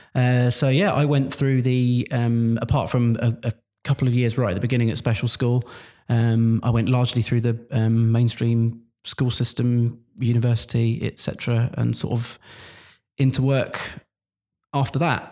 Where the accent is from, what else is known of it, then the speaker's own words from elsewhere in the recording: Luton, East of England, United Kingdom; I'm from Luton originally. You can tell by the way I dropped my T's there.